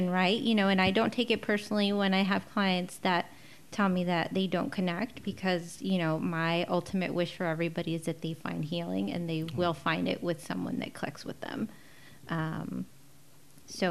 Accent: La Mirada, California, United States; also born or lived in Mexico City, Mexico / Hacienda Heights; now in Whittier, United States; I am not from Whittier. I grew up in La Mirada. I was born in Mexico City

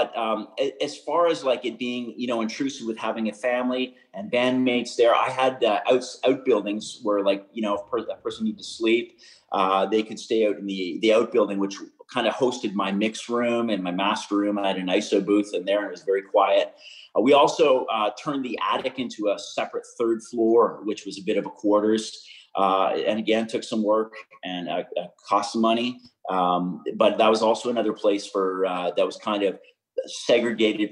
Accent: Pembroke, Ontario, Canada; also born or lived in Montreal; I had spent my first 18 years growing up in Pembroke

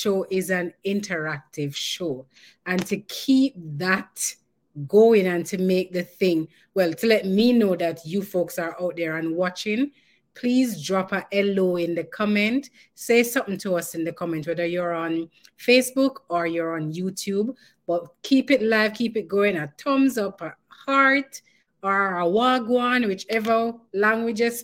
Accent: Jamaica; from none other than Jamaica. Yes, our yard.

